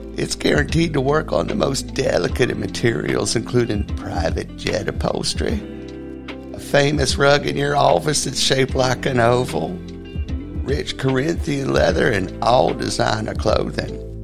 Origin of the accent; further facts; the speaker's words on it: Orlando, Florida, United States; I'm born and raised here in Orlando, Florida